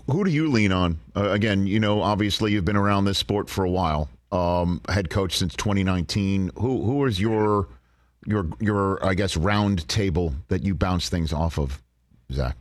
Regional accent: New York City, New York, United States; accent: New York; moved away; my hometown of Staten Island, New York

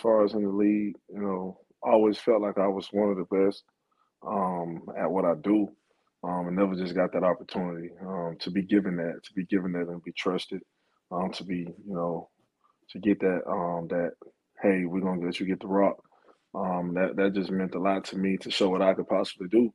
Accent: Phenix City, Alabama, United States; growing up in Phoenix City, Alabama, and being in a one-bedroom with two brothers

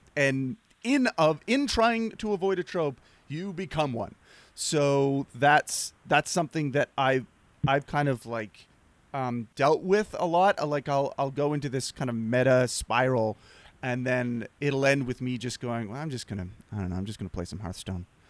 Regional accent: Nova Scotia, Canada; moved away as an adult; also born or lived in Los Angeles; I'm from the East Coast. I'm, I'm not from Prince Adam, but I'm from Nova Scotia, which is, like, three hours away.

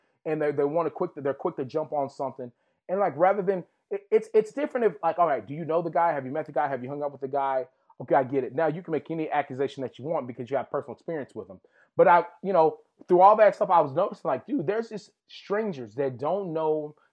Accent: Texas, United States; where I grew up in Texas.

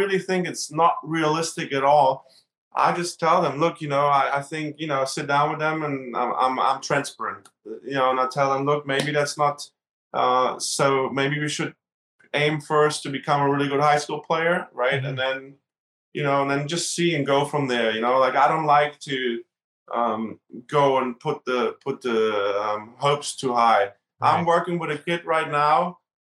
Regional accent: Berlin, Germany; moved away; I grew up in Berlin and Germany

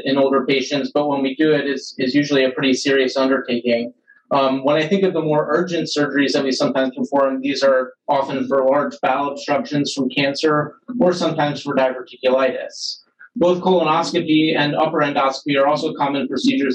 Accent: Philadelphia, Pennsylvania, United States; moved away as an adult; also born or lived in St. Louis, Missouri; now in Cleveland, United States; I'm originally from Philadelphia, Pennsylvania

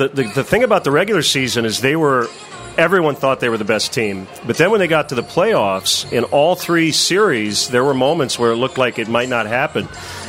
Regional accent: Michigan, United States; So I grew up in mid-Michigan, middle of nowhere

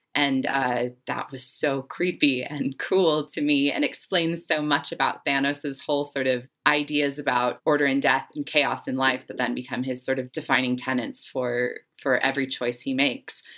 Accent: Salt Lake City, Utah, United States; I grew up in Salt Lake City, Utah

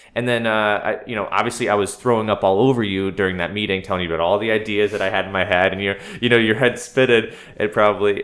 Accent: Durham, Connecticut, United States; I am a native of Connecticut. I'm from Durham, Connecticut.

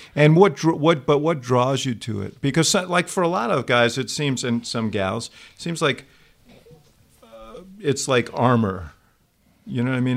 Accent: New York, United States; I'm a New Yorker

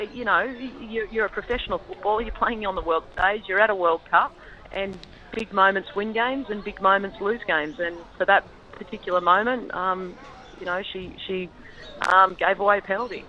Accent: Campbelltown, New South Wales, Australia; I grew up in Campbelltown and um, played for Leppington Lions

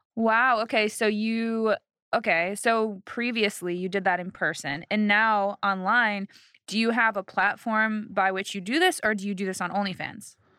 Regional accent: Chicago, Illinois, United States; now in Los Angeles, United States; I'm from Chicago

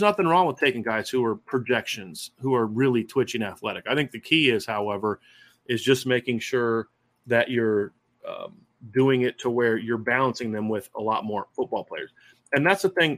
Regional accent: Northwest Ohio, United States; growing up in Northwest Ohio

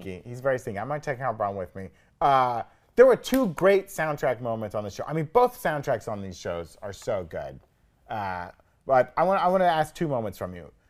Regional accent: the South, United States; I grew up in the South

